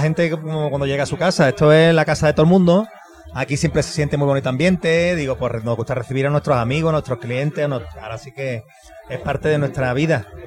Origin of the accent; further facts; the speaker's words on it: Andalusia, Spain; moved away as an adult; now in Querétaro, Mexico; Andalucía, en mi tierra